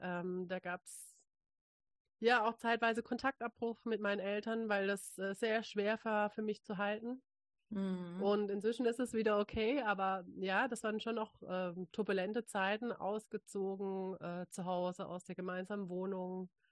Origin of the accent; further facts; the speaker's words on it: Freiburg, Baden-Württemberg, Germany; also born or lived in Hamburg; als ich wieder zurück in meine Heimat gezogen bin, äh, in Freiburg eine Yogalehrerausbildung angefangen